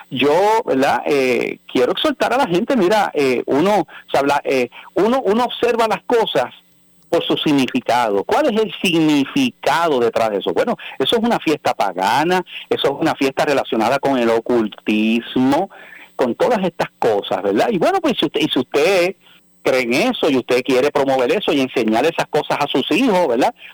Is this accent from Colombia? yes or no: no; Mexico; Bueno, pues si, si yo soy cristiano y soy mexicano, pues podrá ser algo cultural